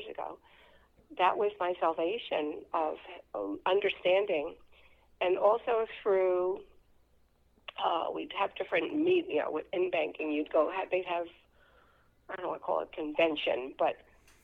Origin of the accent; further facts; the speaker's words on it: New York City, New York, United States; moved away as an adult; also born or lived in Pawling, New York; now in Connecticut, United States; I was born in the Bronx, and which was wonderful growing up there